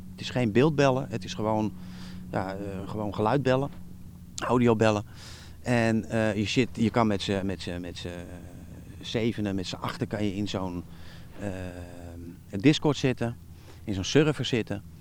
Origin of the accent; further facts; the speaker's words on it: Netherlands; ben een Nederlander.